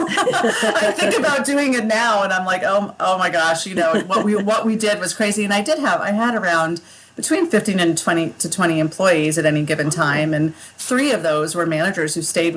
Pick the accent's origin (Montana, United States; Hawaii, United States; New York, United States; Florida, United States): New York, United States; Skinny Atlas; moved away; also born or lived in Massachusetts / Colorado / Texas; this is my hometown. This is where I grew up